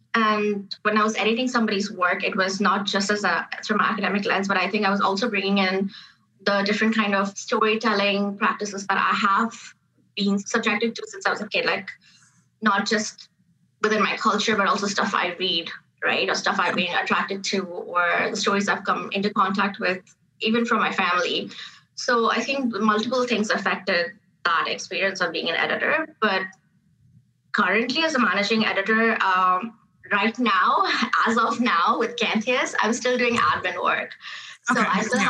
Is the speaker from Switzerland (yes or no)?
no; Dubai, United Arab Emirates; moved away as an adult; now in Canada; I grew up in Dubai. My formative years were in Dubai.